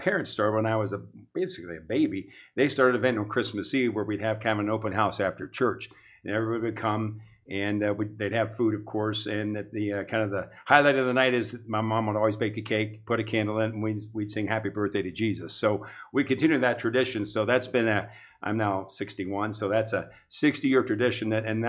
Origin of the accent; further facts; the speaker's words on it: New Philadelphia, Ohio, United States; Well, I think really it was wholesome. It was one word I could say. Growing up in almost Mayberry back in that time